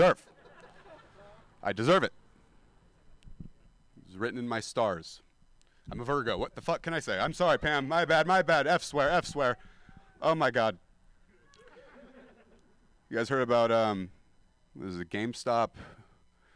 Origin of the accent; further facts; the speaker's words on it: Stockton, California, United States; now in San Francisco, United States; I'm a dropout from Stockton, California